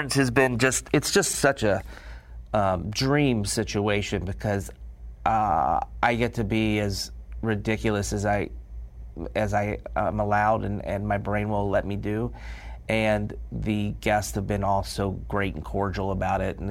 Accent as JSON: {"language": "English", "country": "United States", "said": "being an American"}